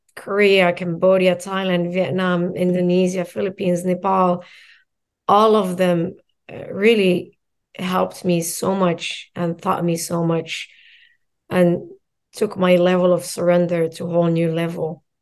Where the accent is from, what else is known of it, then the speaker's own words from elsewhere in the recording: Morocco; now in United States; I'm born and raised in Morocco